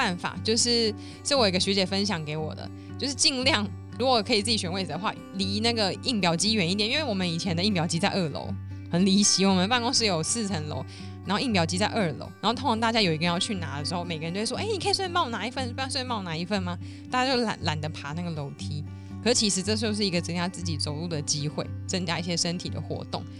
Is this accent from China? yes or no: no; Neihu, Taipei, Taiwan; 因为我是土生土长的内湖小姐，内湖超多吃的，超方便，好吗？我这边要平反一下。内湖国的人，希望大家可以帮我留言支持。